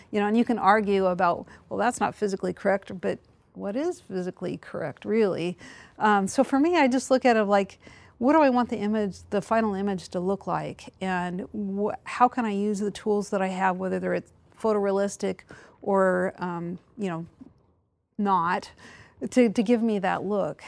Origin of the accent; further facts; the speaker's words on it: the Northwest Mountains, Pacific Northwest, United States; moved away; I grew up in the Northwest Mountains